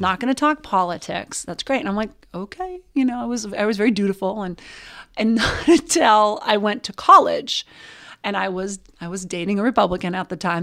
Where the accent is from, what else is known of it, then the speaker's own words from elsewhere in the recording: Butte, Montana, United States; I grew up in Butte, Montana.